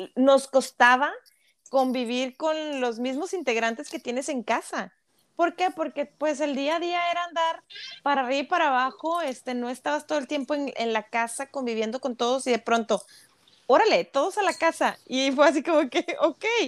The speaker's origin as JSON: {"language": "Spanish", "town": "Monterrey", "region": "Nuevo León", "country": "Mexico", "said": "hablando de Monterrey, que somos regias"}